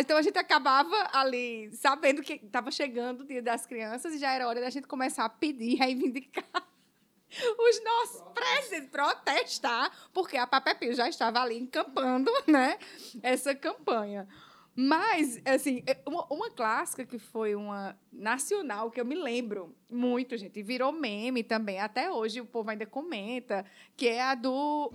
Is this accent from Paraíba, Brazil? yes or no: yes; Paraíba, Brazil; now in Ceará, Brazil; eu não sou daqui do Ceará, eu sou da Paraíba. Então, quando eu cheguei aqui no Ceará